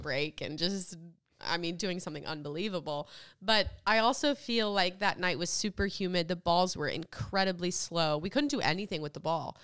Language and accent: English; United States